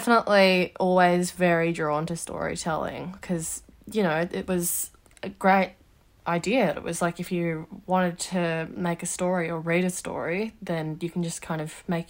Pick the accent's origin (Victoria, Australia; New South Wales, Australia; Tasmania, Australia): Victoria, Australia; Melbourne; also born or lived in Wagga Wagga; Yeah, I was born in Wagga Wagga to my mum and dad, and I was only there for a few years before we moved to Melbourne. So Melbourne's mostly what I sort of know.